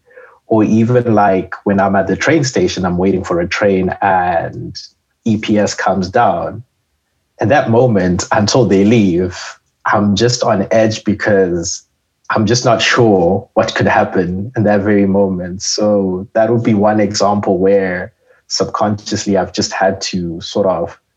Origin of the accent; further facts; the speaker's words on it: Zimbabwe; moved away as an adult; now in Canada; I am a student from Zimbabwe, and I am in chemical engineering.